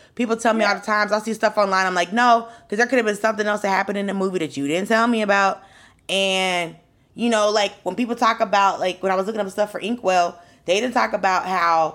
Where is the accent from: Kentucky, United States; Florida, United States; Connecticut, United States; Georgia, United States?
Georgia, United States; Atlanta; I'm from Atlanta